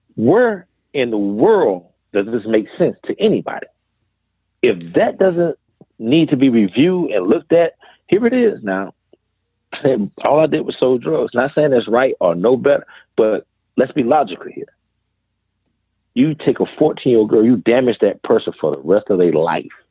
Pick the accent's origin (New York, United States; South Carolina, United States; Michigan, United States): South Carolina, United States; Greenville; born or raised there